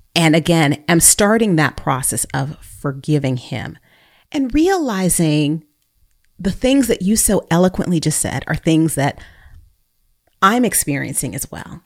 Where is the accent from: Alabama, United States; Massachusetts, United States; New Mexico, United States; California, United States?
California, United States; Bay Area; also born or lived in North Texas; now in Texas, United States; I was born and raised in the Bay Area